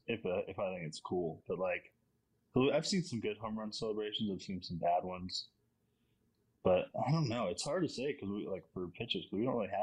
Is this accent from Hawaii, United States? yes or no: no; Virginia, United States; Always Newberry, but I'm from Virginia.